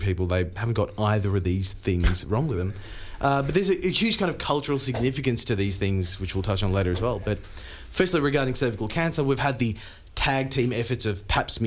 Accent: India; moved away; growing up in India

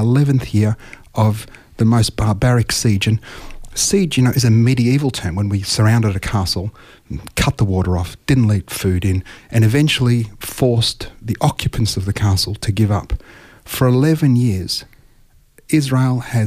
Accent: Australia; I'm an Australian, I was born here, my children are born here

